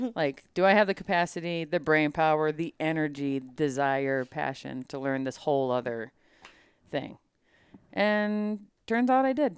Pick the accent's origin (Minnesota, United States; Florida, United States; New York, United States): Minnesota, United States; growing up in Minnesota, hunting culture is thick